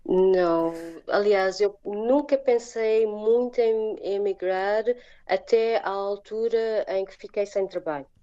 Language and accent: Portuguese; Portugal; moved away as an adult; also born or lived in England / Germany / Ireland; now in South Korea; Porque foi a primeira saída de, do nosso país, da família